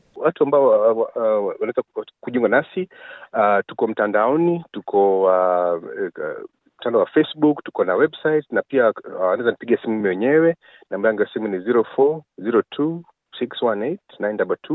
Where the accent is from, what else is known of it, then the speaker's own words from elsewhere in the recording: Kenya; now in Victoria, Australia; sisi ni Wakenya